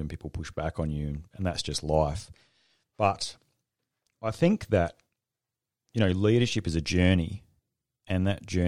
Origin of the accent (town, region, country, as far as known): Australia